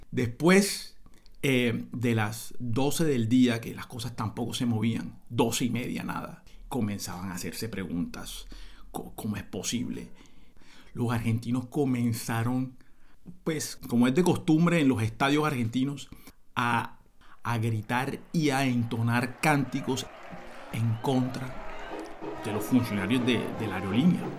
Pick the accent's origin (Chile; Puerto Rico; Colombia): Colombia; Cartagena, Bolívar; me preguntan, che, vos sos de Cartagena. Yo, claro, sí, soy cartagenero, sí.